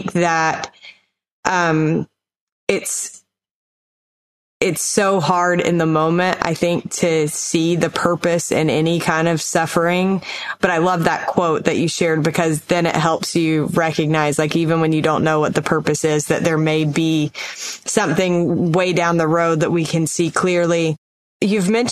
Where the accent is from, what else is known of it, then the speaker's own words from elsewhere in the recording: North Carolina, United States; that's where I'm from